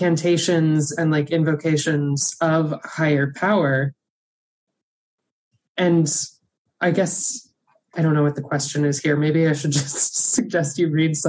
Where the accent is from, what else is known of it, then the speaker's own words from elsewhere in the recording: Birmingham, Alabama, United States; I grew up Catholic in Birmingham, Alabama